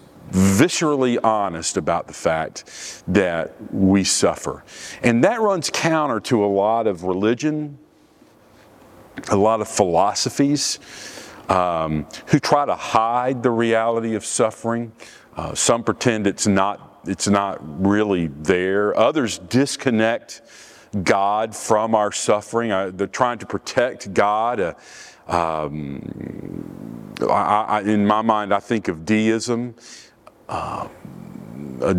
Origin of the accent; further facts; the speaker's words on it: Orlando, Florida, United States; I grew up in Orlando, and I was 10 years old when Walt Disney World opened in Orlando.